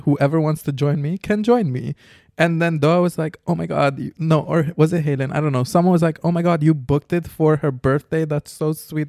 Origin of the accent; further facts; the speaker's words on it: Curaçao; moved away; also born or lived in Amsterdam; I'm from Curacao.